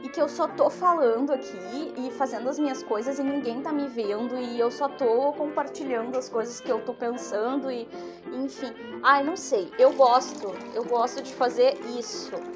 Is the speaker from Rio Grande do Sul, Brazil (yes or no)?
yes; Rio Grande do Sul, Brazil; eu sou gaúcha